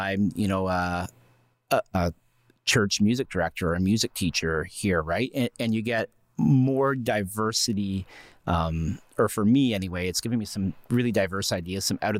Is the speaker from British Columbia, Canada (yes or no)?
no; Strathroy, Ontario, Canada; Like I'm not from Huron County originally.